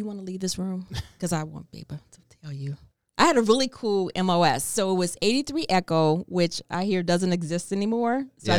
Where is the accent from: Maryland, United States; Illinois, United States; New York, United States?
Illinois, United States; Chicago